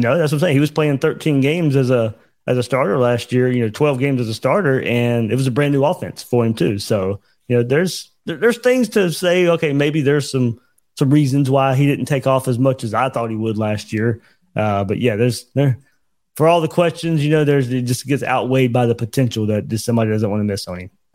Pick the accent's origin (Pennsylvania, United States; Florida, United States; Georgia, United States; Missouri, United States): Florida, United States; Jacksonville; I'm from the Jacksonville area